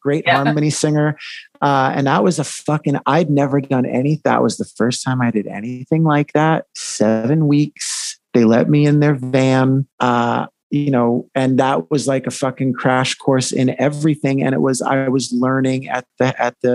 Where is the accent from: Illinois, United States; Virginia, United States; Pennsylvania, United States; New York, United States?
New York, United States; I'm from New York